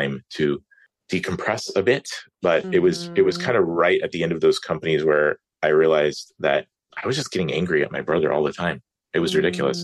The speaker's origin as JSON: {"language": "English", "town": "Atlanta", "region": "Georgia", "country": "United States", "tie": "born or raised there", "also_born_or_lived": "California", "said": "I grew up in Metro Atlanta area"}